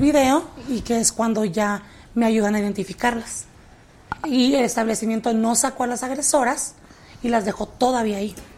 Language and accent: Spanish; Tijuana, Baja California, Mexico; also born or lived in San Diego, United States; now in Mexico City, Mexico; Yo nací en San Diego, pero yo crecí en la ciudad de Tijuana